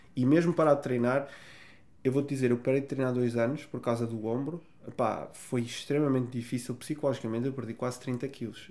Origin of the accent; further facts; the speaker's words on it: Vila Real, Norte, Portugal; Da minha cidade, Vila Real, onde eu nasci.